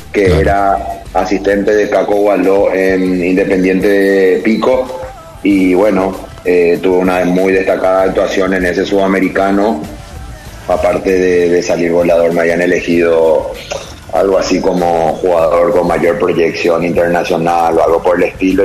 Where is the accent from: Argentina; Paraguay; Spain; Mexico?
Paraguay; moved away; yo era paraguayo, yo soy paraguayo